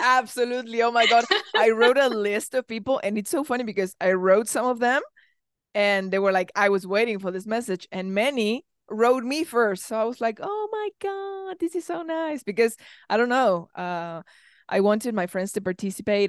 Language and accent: English; Argentina; I come from Argentina